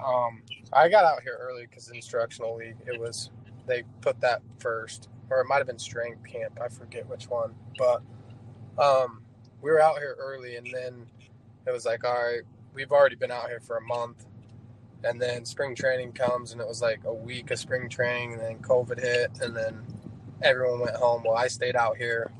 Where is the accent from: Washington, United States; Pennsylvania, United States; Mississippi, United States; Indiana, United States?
Indiana, United States; Indianapolis; my hometown ones with the skyline of Indianapolis and the 317 on the back